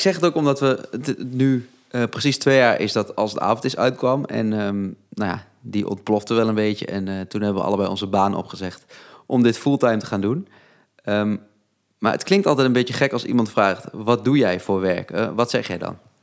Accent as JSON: {"language": "Dutch", "country": "Netherlands", "said": "ik kom uit Harveld."}